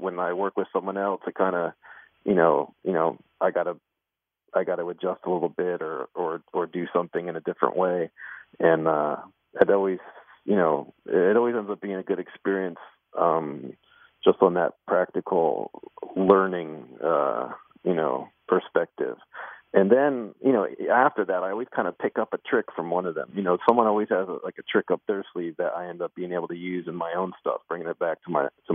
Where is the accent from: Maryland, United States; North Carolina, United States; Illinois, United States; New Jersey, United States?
New Jersey, United States; I grew up in New Jersey.